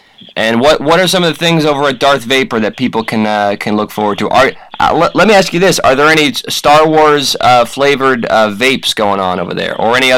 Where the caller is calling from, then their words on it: Jersey City, New Jersey, United States; Oh, I'm calling from Jersey City, WFMU Radio.